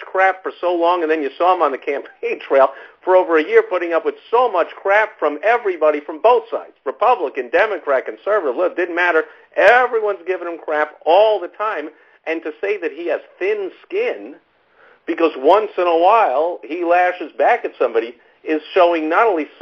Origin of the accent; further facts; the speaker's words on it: New York, United States; I'm from New York, and I pretty much grew up in the Donald Trump era